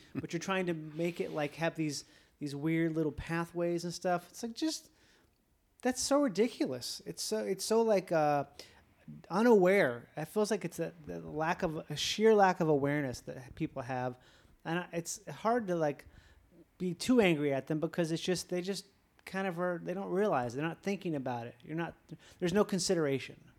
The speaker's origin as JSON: {"language": "English", "region": "Minnesota", "country": "United States", "said": "I'm from Minnesota"}